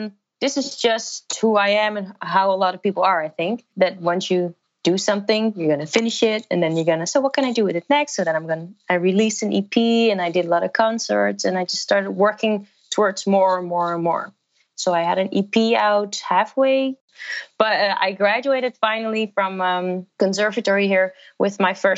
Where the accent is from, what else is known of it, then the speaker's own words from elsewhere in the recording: Rotterdam, South Holland, Netherlands; English is a second language; I ended up starting my preliminary year in Rotterdam, which is my hometown